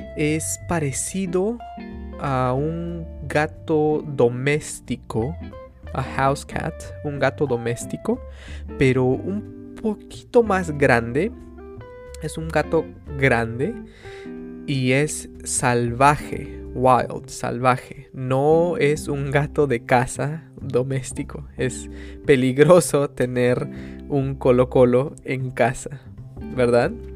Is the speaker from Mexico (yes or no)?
no; Peru; yo nací, I was born, yo nací en el Perú